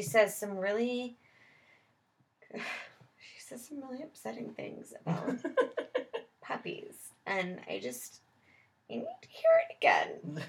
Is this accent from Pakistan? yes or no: no; Scotland, United Kingdom; Cumming. Cumming. I'm Scottish.